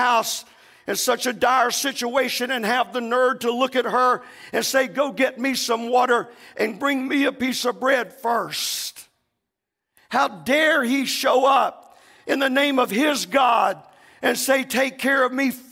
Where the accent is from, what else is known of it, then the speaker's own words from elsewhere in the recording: Central Florida, United States; moved away as an adult; also born or lived in South Bronx, New York; We grew up in Central Florida.